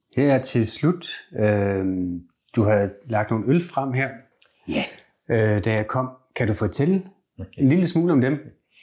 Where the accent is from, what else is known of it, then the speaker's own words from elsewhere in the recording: South Jutland, Southern Denmark, Denmark; jeg vokset op i Sydjylland